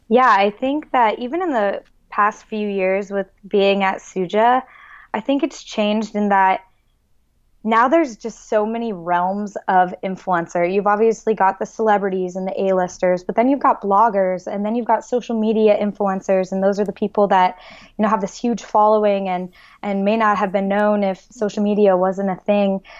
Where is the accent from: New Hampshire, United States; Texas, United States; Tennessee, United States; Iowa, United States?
Iowa, United States; moved away as an adult; also born or lived in San Diego; I grew up in Iowa, and I went to the University of Iowa.